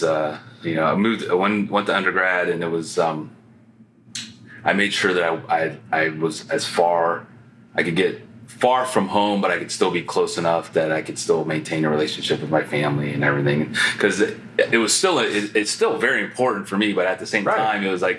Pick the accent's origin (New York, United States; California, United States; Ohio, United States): Ohio, United States; Canton; growing up in Canton, Ohio